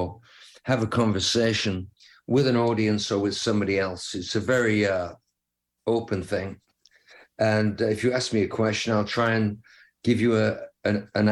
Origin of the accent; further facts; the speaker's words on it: England, United Kingdom; being an English kid and living on the edge of the countryside